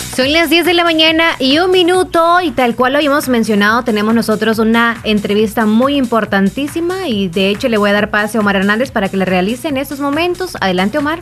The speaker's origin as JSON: {"language": "Spanish", "country": "El Salvador", "said": "cómo somos los salvadoreños"}